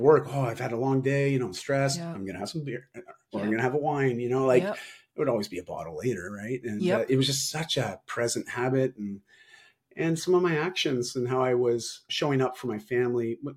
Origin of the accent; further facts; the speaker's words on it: Toronto, Ontario, Canada; moved away as an adult; also born or lived in Vancouver, Canada; I moved from Toronto to Vancouver, so all across Canada, because I wanted a fresh start at 18.